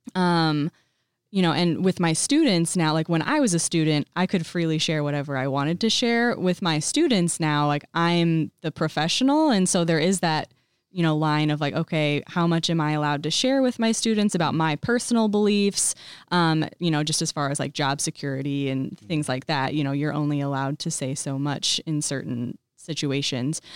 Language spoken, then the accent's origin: English; Colfax, Illinois, United States; now in Bloomington, United States; I grew up in Colfax